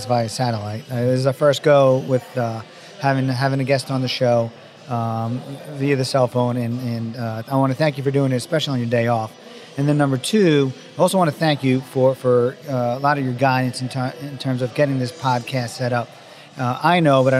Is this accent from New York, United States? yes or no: yes; New York, United States; I grew up in New York